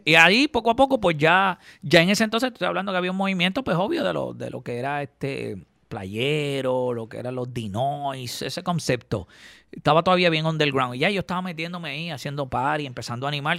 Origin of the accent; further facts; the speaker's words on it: Caguas, Puerto Rico; also born or lived in Gurabo; yo soy de Cagua